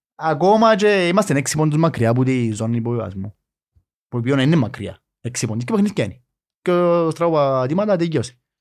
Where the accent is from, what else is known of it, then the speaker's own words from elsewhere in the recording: Nicosia, Nicosia District, Cyprus; εγώ μεγάλωσα στη Λευκοσία